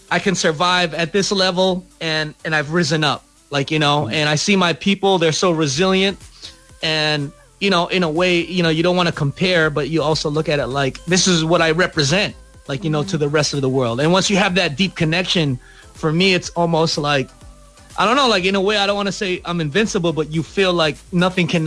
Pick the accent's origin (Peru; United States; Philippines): Philippines; So so we have a right now, you know, to kind of speak about being Filipino.